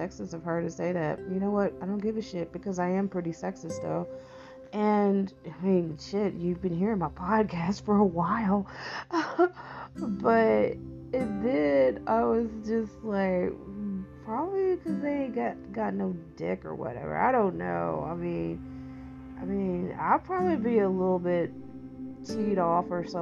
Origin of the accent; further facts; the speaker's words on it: East Texas, United States; being a Texan, I'm a fifth generation Texan, and. And then, like, being, like, raised in a very small East Texas town